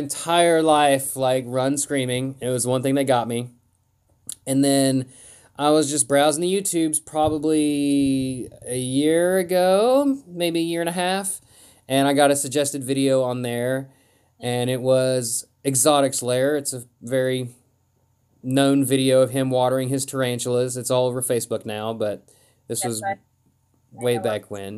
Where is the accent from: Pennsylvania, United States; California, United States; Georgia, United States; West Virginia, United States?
West Virginia, United States; I'm also from West Virginia